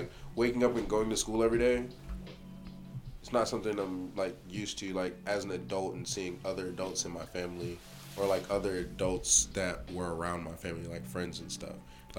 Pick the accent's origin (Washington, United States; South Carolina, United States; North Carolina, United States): South Carolina, United States; No. My dad retired there. I'm originally from South Carolina. I'm just a Navy brat.